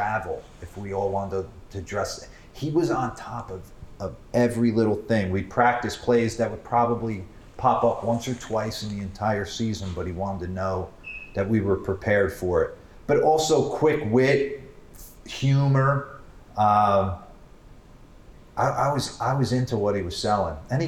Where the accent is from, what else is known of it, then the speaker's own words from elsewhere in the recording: Bergen County, New Jersey, United States; moved away as an adult; I didn't venture much further outside of Bergen County until I went to college